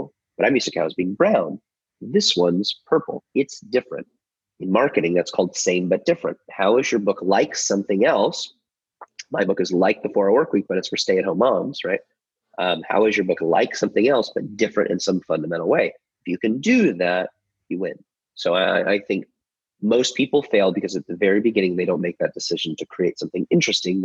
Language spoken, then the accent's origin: English; just outside of Chicago, Illinois, United States; moved away as an adult; now in Nashville, United States; I was born and raised in the United States in just outside of Chicago